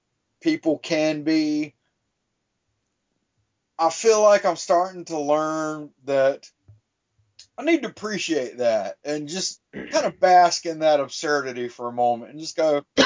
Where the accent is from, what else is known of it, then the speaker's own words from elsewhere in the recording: the South, United States; growing up in the South, it's always, God's going to kill you.